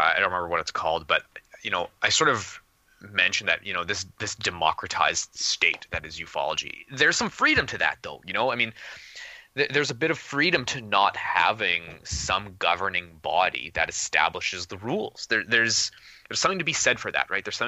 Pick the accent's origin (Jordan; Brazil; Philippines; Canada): Canada; I'm Canadian